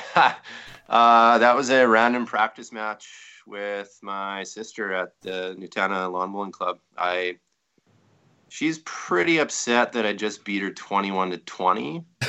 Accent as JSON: {"language": "English", "region": "Saskatchewan", "country": "Canada", "said": "I'm from Saskatchewan"}